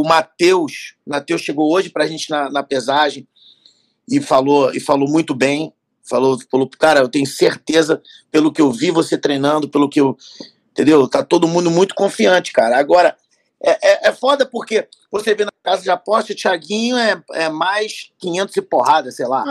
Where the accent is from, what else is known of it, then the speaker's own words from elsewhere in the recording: Rio de Janeiro, Brazil; Eu sou carioca, eu sou do Rio